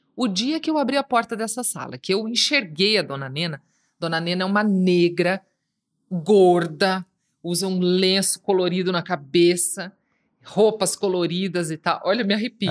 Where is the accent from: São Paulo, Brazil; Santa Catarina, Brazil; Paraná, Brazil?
Paraná, Brazil; Foz do Iguaçu; da cidade onde eu nasci, onde eu me formei, Foz do Iguaçu.